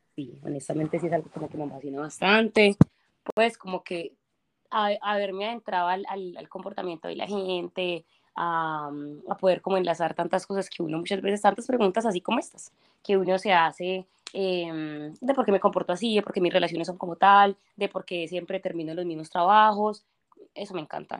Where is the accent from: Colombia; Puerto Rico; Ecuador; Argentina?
Colombia; moved away; soy de Colombia